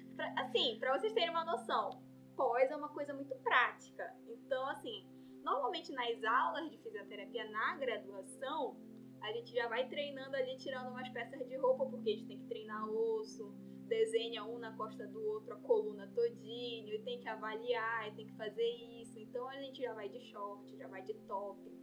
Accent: Belém, Pará, Brazil; moved away as an adult; now in Rondônia, Brazil; eu sou de Belém, né, sou paraense.

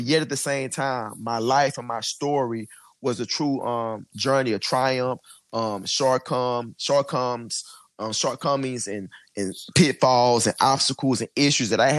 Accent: Houston, Texas, United States; I actually grew up in Houston in the inner city. I grew up in Third Ward.

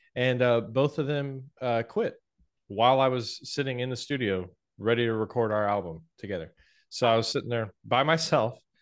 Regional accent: Atlanta, Georgia, United States; moved away as an adult; also born or lived in Knoxville, Tennessee; from Atlanta where I grew up

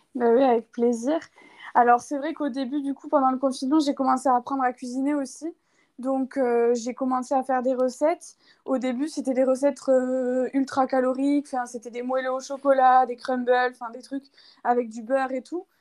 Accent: Toulouse, Occitania, France; moved away as an adult; now in Bulgaria; je viens de France, de Toulouse à la base, et j'ai emménagé en Bulgarie du coup il y a deux ans

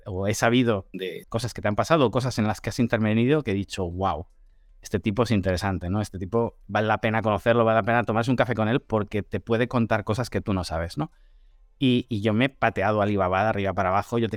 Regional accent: China; Eh, sabes cómo somos los chinos

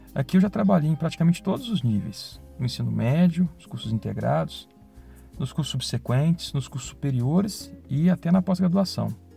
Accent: Belo Horizonte, Minas Gerais, Brazil; moved away as an adult; now in Ouro Preto, Brazil; Sou de Belo Horizonte

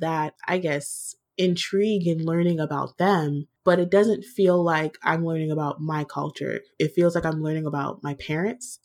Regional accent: Virginia, United States; I was born in Virginia

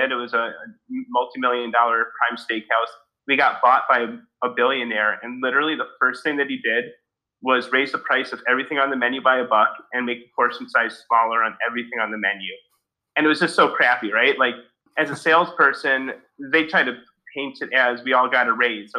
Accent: Evanston, Illinois, United States; I grew up in Evanston, just outside of Chicago

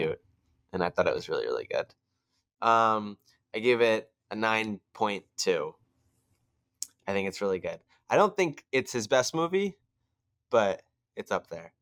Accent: United States; We're Americans

